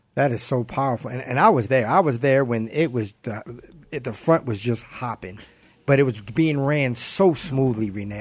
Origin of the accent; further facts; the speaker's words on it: Baltimore, Maryland, United States; I'm from Baltimore